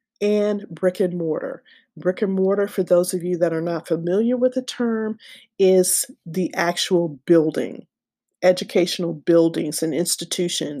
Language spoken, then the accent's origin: English; United States; as an American citizen